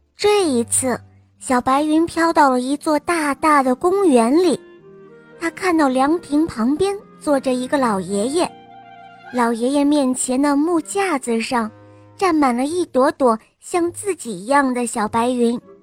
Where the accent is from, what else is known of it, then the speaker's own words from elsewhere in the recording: Jinan, Shandong, China; 今年我五岁了，我来自山东济南